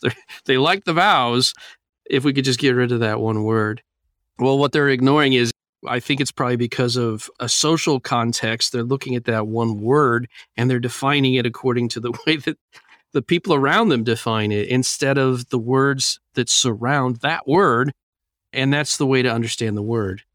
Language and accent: English; United States; as American Christians